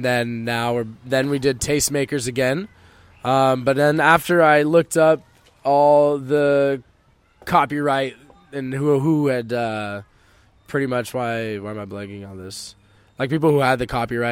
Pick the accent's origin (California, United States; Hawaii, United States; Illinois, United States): California, United States; Cupertino; moved away as an adult; also born or lived in San Jose / Santa Clara; now in Los Angeles, United States; South Bay Area, San Jose, Cupertino is where I spent most of my later years, but I bounced around Santa Clara, San Jose, South Bay